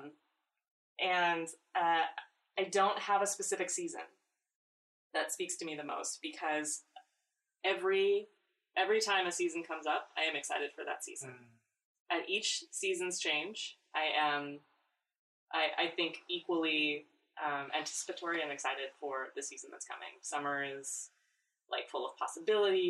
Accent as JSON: {"language": "English", "region": "Nebraska", "country": "United States", "tie": "born or raised there", "moved": "yes", "said": "I grew up in Nebraska"}